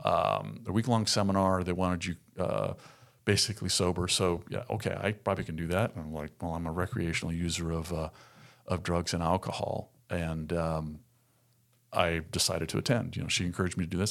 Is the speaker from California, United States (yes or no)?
yes; Southern California, United States; moved away as an adult; now in Arkansas, United States; born and raised in Southern California, lived there for forty-two years